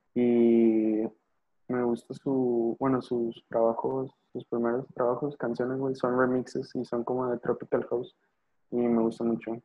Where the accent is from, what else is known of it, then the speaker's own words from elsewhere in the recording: northern Mexico, Mexico; Soy, norteño